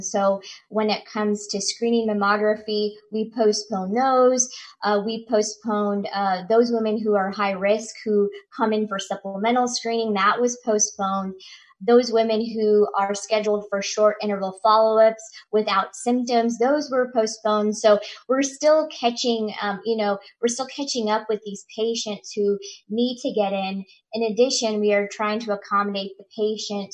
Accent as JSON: {"language": "English", "town": "Chillicothe", "region": "Missouri", "country": "United States", "moved": "yes", "said": "I'm originally from Chillicothe, Missouri"}